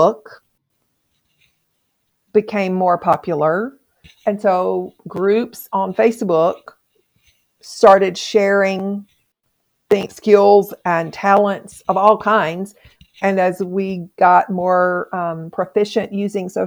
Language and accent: English; Mississippi, United States; moved away; I'm not from here. I'm from Mississippi